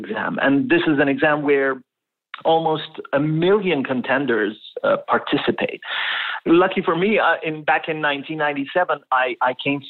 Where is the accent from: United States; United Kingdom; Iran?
Iran; Tehran, Tehran Province; moved away as an adult; now in Canada; I was born and raised in Tehran, the capital city of Iran, and in a middle-class family.